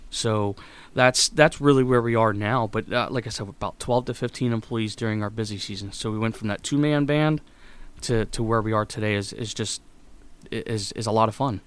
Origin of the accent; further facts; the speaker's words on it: Mifflinburg, Pennsylvania, United States; moved away as an adult; now in Elizabethtown, United States; I grew up in Mifflinburg, Pennsylvania, which is about an hour and a half north of here